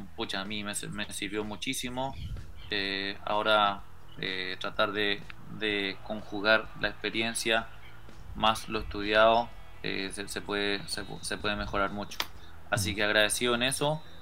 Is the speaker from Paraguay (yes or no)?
yes; Paraguay; yo hablando como paraguayo